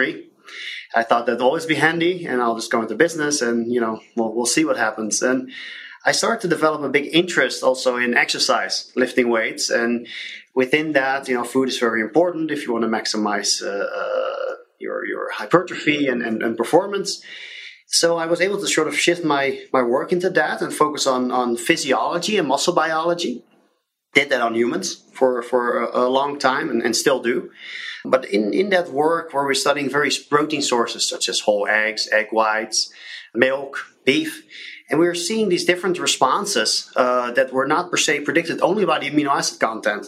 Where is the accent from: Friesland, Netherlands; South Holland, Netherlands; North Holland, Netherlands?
South Holland, Netherlands; suburb of Rotterdam; now in United States; I grew up in the Netherlands, which is a small country in northwestern Europe. I grew up in what in the US would be called the suburb of Rotterdam